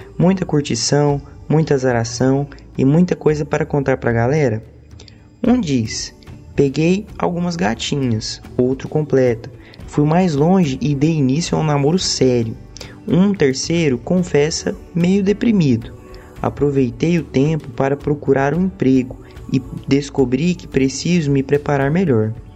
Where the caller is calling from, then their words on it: Goiânia, Goiás, Brazil; eu falo de Goiânia